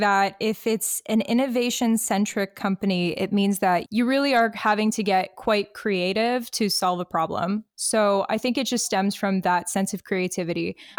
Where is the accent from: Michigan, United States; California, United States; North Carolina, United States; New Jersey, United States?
Michigan, United States; Detroit; moved away as an adult; now in Halifax, Canada; I am from Detroit, Michigan.